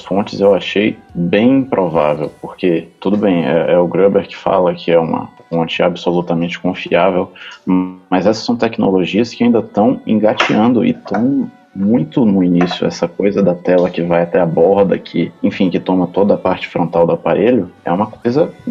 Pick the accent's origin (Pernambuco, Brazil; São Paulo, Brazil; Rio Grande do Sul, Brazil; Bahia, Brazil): Bahia, Brazil; Salvador; eu sou de Salvador